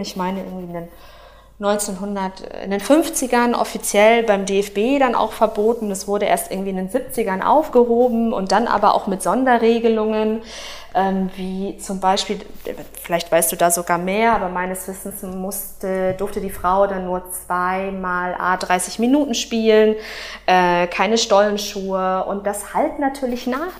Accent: Dortmund, North Rhine-Westphalia, Germany; Ich bin in Dortmund geboren und aufgewachsen

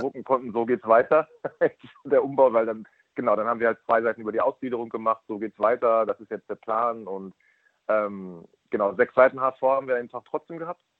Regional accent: Braunschweig area, Lower Saxony, Germany; now in Hamburg, Germany; ich bin kein gebürtiger Braunstädter, sondern als Gitarraner, aber ähm, also als Gitarraner ist man dann halt Braunschweiger

